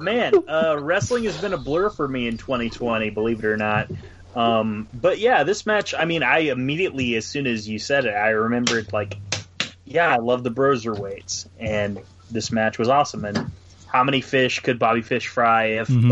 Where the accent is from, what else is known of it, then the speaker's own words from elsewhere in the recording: United States; I'm an American